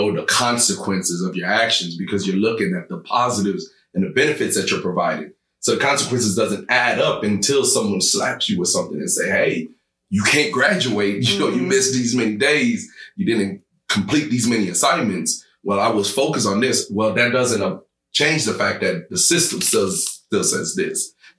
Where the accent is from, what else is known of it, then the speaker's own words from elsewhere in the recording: Uganda; Okay, and I'm from Uganda.